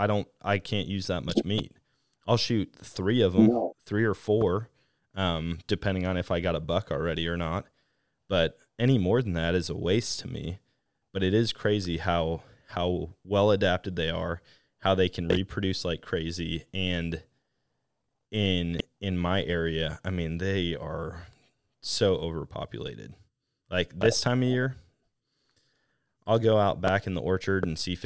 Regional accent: Wisconsin, United States; growing up in Wisconsin

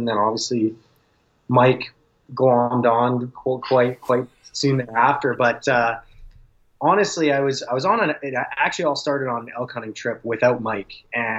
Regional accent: Calgary, Alberta, Canada; And I grew up in Calgary, so I go back out there every summer

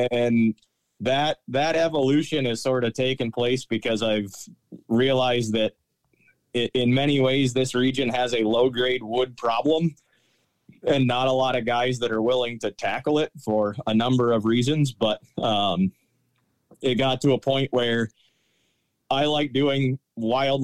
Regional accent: Connecticut, United States; moved away as an adult; also born or lived in New Hampshire; now in Wellsboro, United States; I grew up in Connecticut

